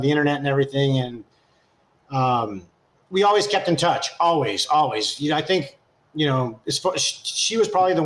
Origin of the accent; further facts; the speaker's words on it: California, United States; I'm from California